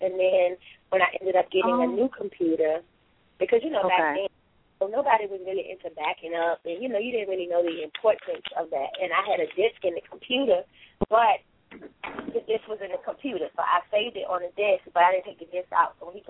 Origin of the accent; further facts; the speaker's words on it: Richmond, Virginia, United States; Richmond, Virginia.